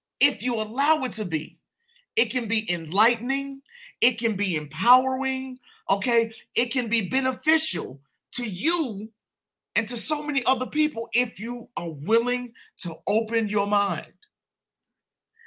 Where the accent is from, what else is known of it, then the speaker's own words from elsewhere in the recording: Chicago, Illinois, United States; moved away as an adult; now in Denver, United States; a Black man over 18, growing up in Chicago